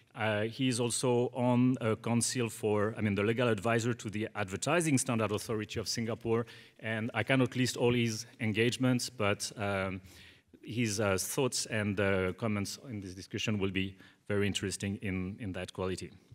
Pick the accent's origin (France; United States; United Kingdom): France; Bordeaux, Nouvelle-Aquitaine; moved away; I come from, from France, from a relatively small town, which is called Bordeaux